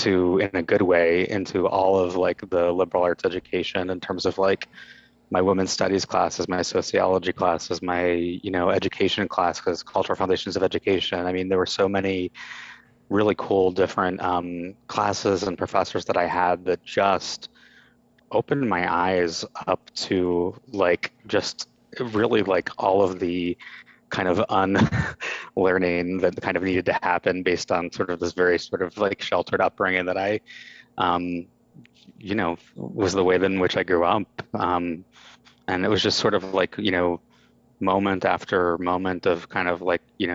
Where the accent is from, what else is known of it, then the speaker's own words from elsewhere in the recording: Pittsburgh, Pennsylvania, United States; also born or lived in Cincinnati, Ohio; I was born in Cincinnati, but I grew up most of my life in suburban Pittsburgh, Pennsylvania